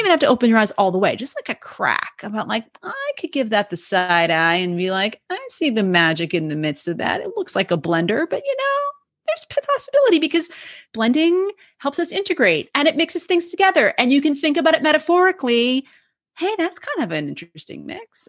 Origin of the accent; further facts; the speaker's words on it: Cape Cod, Massachusetts, United States; grew up as an Irish Catholic kid in Cape, on Cape Cod, Massachusetts